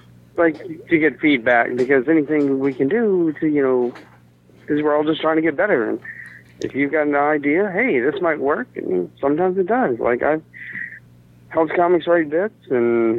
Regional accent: South Arkansas, United States; I grew up in South Arkansas, and I thought I had a racist hometown

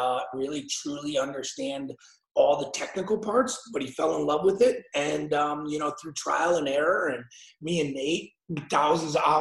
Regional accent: Aurora, Illinois, United States; we're from Aurora. So we're young boys from Aurora

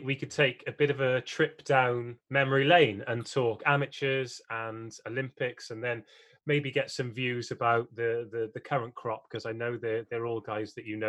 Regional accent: South Wales, United Kingdom; I'm from South Wales, mate.

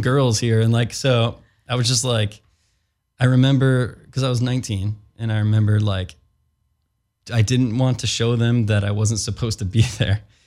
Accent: Chicago, Illinois, United States; now in California, United States; I'm from Chicago too, we're out in California

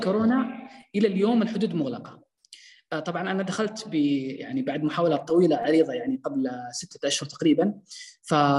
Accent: Saudi Arabia; عندنا في السعودية

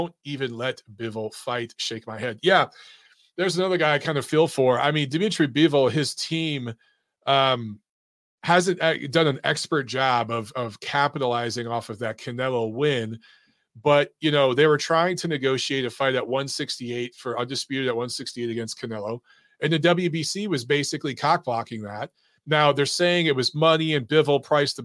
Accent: Detroit, Michigan, United States; from Detroit, Michigan, my hometown

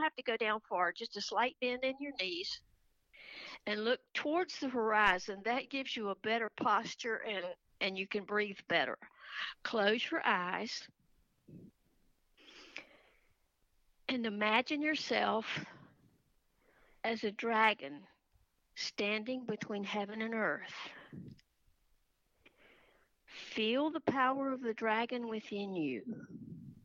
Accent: South Carolina, United States; I'm from South Carolina, and I went to New York for my training

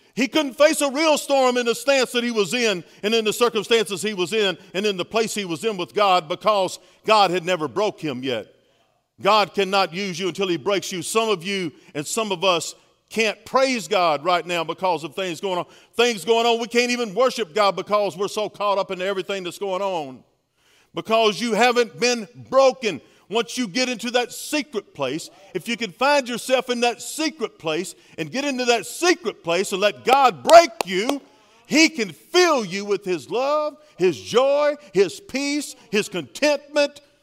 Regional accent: Baton Rouge, Louisiana, United States; I'm from Baton Rouge, Louisiana. We grew up there

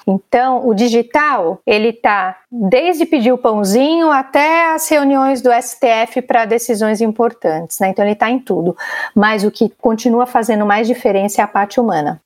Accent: Brazil; Se a gente é brasileiro ainda é muito nessa cultura do abraçar, dar um beijo e tal

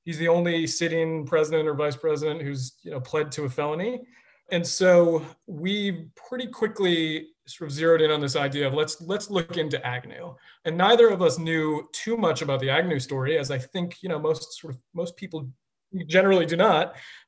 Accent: Billerica, Massachusetts, United States; I grew up outside of Boston in a town called Billerica, Massachusetts.

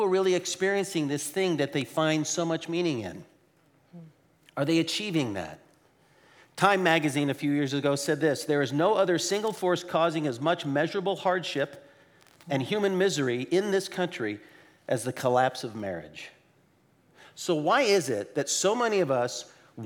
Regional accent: Portland, Oregon, United States; we are from Portland, Oregon

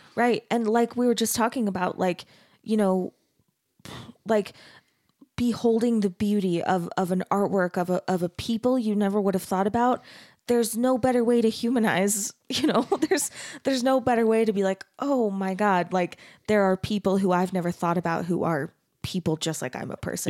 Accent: Arizona, United States; I grew up in Arizona

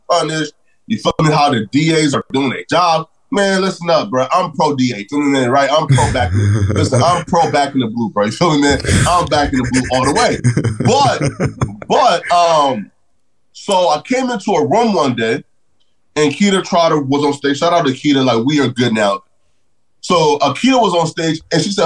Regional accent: North Dakota, United States; I said North Dakota

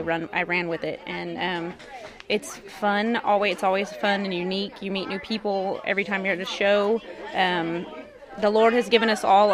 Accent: Orange Grove, Texas, United States; also born or lived in Refugio, Texas; I'm originally from Orange Grove

